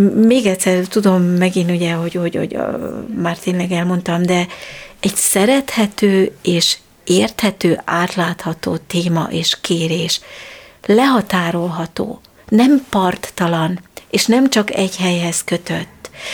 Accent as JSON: {"language": "Hungarian", "country": "Switzerland", "tie": "born or raised there", "moved": "yes", "lives_now": "Hungary", "said": "én Svájcban nőttem fel, mert Magyarországon születtem"}